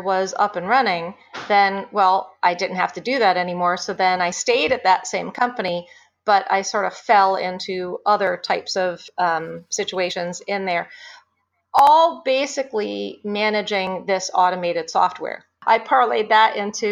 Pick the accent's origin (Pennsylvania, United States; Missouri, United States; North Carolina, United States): Pennsylvania, United States; Scranton; moved away as an adult; now in suburban Philadelphia, United States; I grew up outside of Scranton, went to high school there